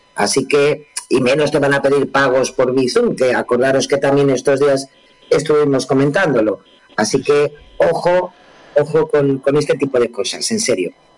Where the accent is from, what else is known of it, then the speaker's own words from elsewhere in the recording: Spain; somos los españoles